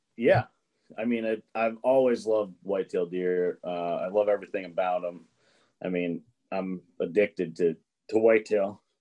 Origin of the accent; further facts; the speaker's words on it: Massachusetts, United States; I'm from Massachusetts. I live in Massachusetts still today